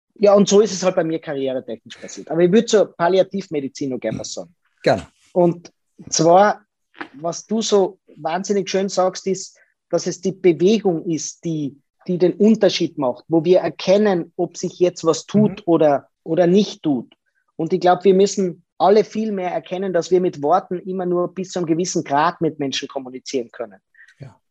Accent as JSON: {"language": "German", "town": "Lienz", "region": "Tyrol", "country": "Austria", "tie": "born or raised there", "said": "ich bin in Lienz geboren. Das ist in Tirol, in Osttirol, nahe der italienischen Grenze."}